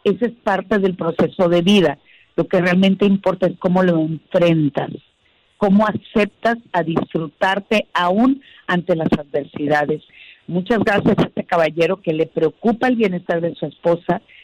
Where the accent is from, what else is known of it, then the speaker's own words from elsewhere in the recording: Sinaloa, Mexico; moved away; besos desde mi tierra